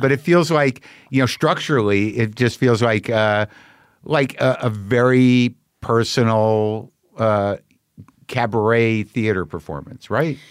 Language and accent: English; Albuquerque, New Mexico, United States; I grew up in New Mexico. People were, my people are from Jersey.